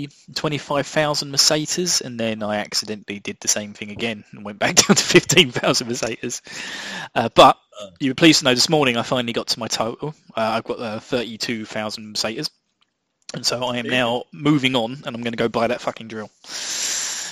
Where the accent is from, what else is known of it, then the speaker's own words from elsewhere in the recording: England, United Kingdom; I'm your English host